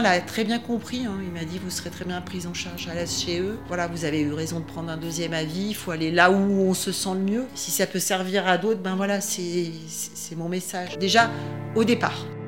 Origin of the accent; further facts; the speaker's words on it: Grenoble, Auvergne-Rhône-Alpes, France; also born or lived in Le Fontanil / Voreppe / Lac de Paladru; Je suis euh, originaire de la région euh, grenobloise. Je suis née à Grenoble, j'ai vécu une grosse partie de ma vie au Fontanil.